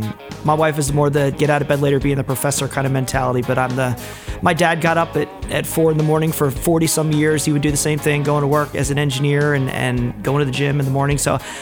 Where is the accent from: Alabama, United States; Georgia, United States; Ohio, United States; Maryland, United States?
Maryland, United States; Baltimore; moved away as an adult; also born or lived in Oklahoma; now in Kennett Square, United States; being born and raised in Baltimore, I got used to the cold, but then when I moved out to Oklahoma